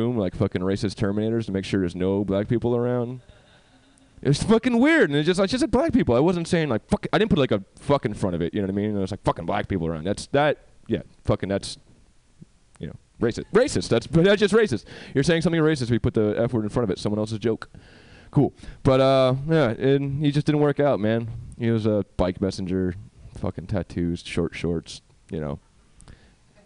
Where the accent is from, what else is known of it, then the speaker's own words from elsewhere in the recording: New York, United States; now in California, United States; I'm from New York